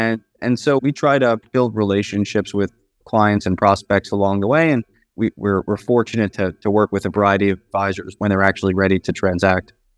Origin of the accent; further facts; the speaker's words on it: Long Island, New York, United States; I'm from New York, born and raised and schooled.